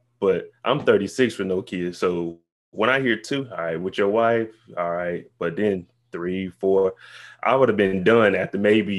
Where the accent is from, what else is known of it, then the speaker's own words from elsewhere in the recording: Kansas City, United States; now in California, United States; But I'm from Kansas City. I was in the military also. Now I live in California.